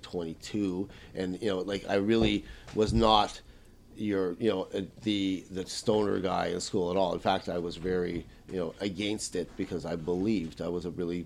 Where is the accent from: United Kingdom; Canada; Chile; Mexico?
Canada; Winnipeg, Manitoba; English is a second language; also born or lived in Bratislava, Czechoslovakia; I grew up in New Winnipeg in Charleswood.